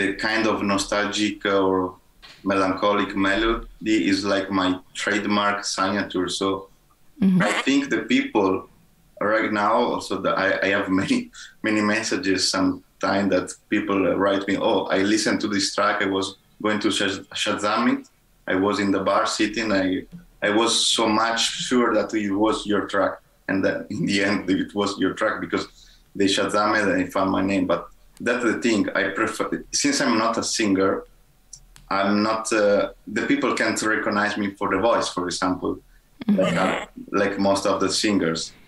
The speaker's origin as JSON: {"language": "English", "country": "Italy", "tie": "born or raised there", "said": "in my hometown"}